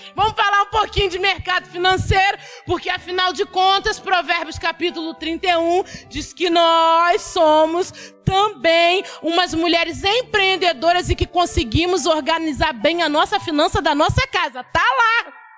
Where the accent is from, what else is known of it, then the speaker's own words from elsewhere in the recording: Ilhéus, Bahia, Brazil; eu nasci em Ilhéus, lá no interiorzão, no mangue. Hoje em dia Ilhéus tem até aeroporto, mas na minha época era mangue